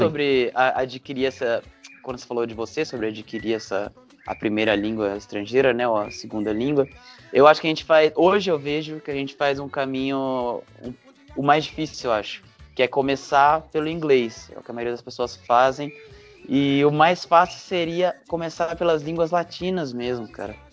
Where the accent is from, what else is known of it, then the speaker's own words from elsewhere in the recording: São José dos Campos, São Paulo, Brazil; moved away as an adult; also born or lived in Lavras, Minas Gerais; sou de São José dos Campos, São Paulo. Eu cresci nessa cidade